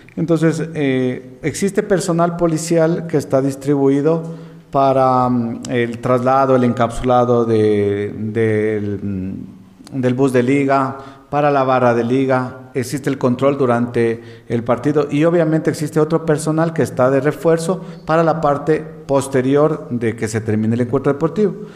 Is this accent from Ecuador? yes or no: yes; Ecuador; todos somos hermanos ecuatorianos